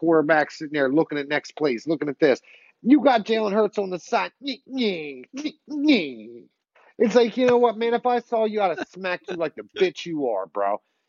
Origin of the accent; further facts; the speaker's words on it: Philadelphia, Pennsylvania, United States; I'm born and raised in Philly, bro.